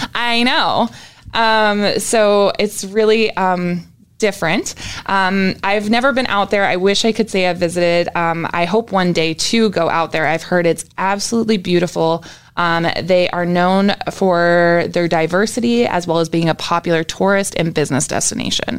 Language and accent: English; New Brunswick, Canada; also born or lived in Jacksonville, Florida, United States; now in Orlando, United States; I lived majority of my life in New Brunswick, Canada